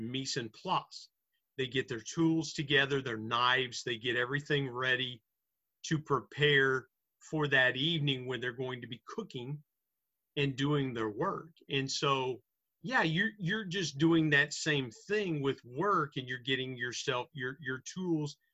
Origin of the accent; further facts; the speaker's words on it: Southern Ohio and West Virginia, United States; growing up in Southern Ohio and West Virginia